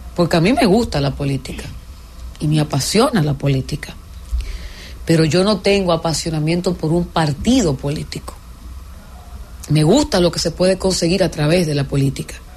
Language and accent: Spanish; Dominican Republic